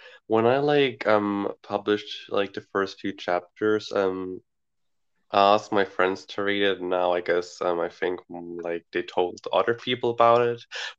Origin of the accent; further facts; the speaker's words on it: Switzerland; I'm 16 and I come from Switzerland